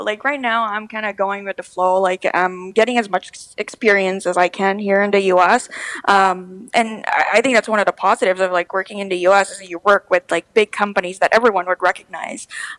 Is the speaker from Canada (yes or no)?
yes; Canada; Yeah, no, I totally agree with that because, like, I came from Canada.